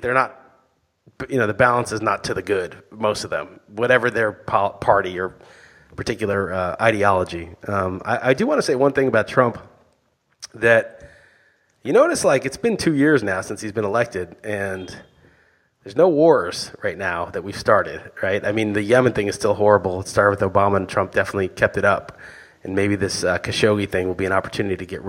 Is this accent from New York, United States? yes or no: yes; New York, United States; I grew up in New York.